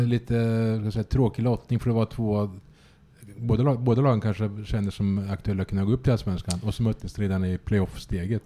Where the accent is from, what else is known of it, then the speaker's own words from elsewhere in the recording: Östergötland, Sweden; som östgöte